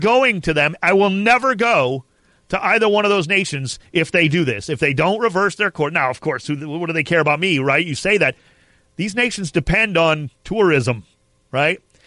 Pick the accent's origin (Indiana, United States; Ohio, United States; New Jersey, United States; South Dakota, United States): Ohio, United States; Cleveland; I'm from Cleveland, Ohio